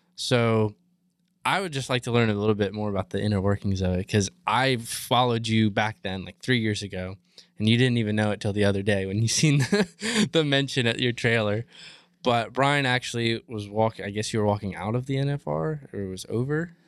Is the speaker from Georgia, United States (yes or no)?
no; Maryland, United States; moved away as an adult; now in Texas, United States; not growing up in this lifestyle, I like I said, I'm from Maryland. I moved to Texas seven years ago